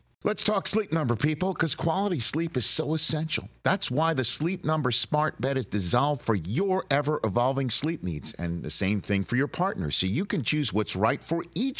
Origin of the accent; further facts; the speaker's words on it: New York, United States; I'm a New Yorker